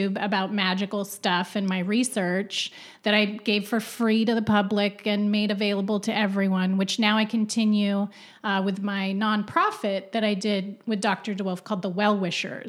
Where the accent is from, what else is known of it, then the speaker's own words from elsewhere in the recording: Ottawa, Ontario, Canada; We're both Canadian and I was born in Ottawa.